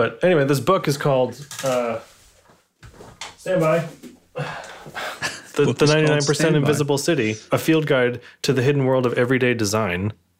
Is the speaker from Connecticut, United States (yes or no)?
yes; Connecticut, United States; moved away; in my hometown down in Connecticut